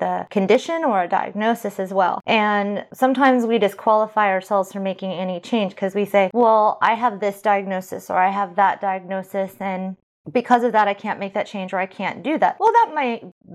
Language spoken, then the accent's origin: English; California, United States; moved away; I'm from California